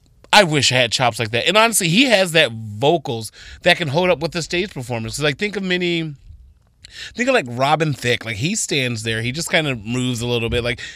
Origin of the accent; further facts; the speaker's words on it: Toledo, Ohio, United States; I'm from Toledo